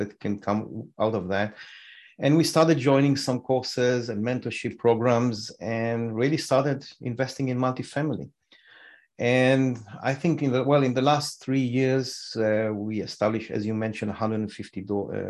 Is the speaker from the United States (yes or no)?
no; Israel; moved away as an adult; We came from Israel.